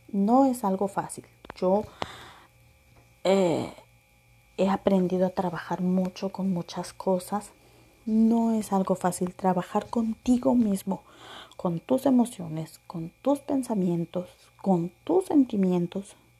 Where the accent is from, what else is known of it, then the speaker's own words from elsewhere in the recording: Acapulco, Guerrero, Mexico; moved away; also born or lived in Veracruz; nací en el bello Veracruz, crecí en Acapulco